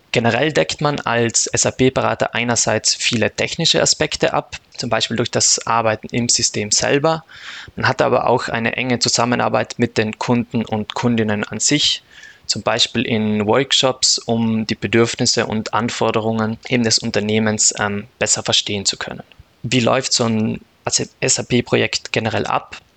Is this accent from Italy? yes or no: yes; South Tyrol, Trentino-Alto Adige, Italy; moved away as an adult; also born or lived in Austria; now in Munich, Germany; Ich komme aus Südtirol.